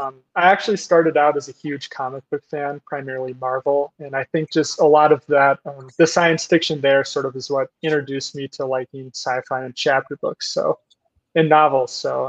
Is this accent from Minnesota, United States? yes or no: yes; Plymouth, Minnesota, United States; now in Denver, United States; I'm originally from Plymouth, Minnesota, just a small little suburb by Minneapolis. Moved out to Denver, so out here in the Rockies now.